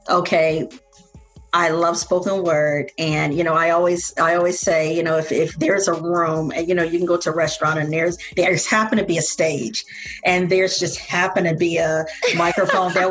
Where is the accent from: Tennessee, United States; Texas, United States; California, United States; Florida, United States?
Florida, United States; Tampa; that I'm from Tampa and this is what we do.